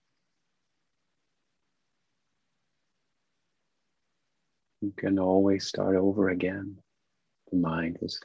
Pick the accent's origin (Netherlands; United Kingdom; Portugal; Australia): Netherlands; now in New York, United States